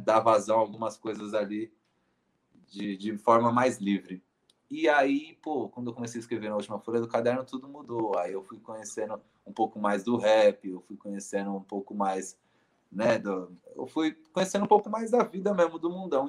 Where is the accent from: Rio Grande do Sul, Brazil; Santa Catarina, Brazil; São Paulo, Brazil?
São Paulo, Brazil; eu disse que nasci no Hospital Germelino Matarazzo, mas vivi boa parte da minha vida é, no Jardim São Carlos, que é um bairro, é, que é uma quebrada dentro do bairro de São Miguel Paulista, na Zona Leste